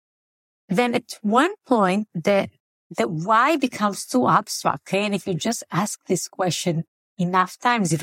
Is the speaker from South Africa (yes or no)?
no; Israel; moved away as an adult; also born or lived in Tel Aviv, Israel; now in Chicago, United States; I was born and raised in Israel, in a small community, a small socialist community called Kibbutz.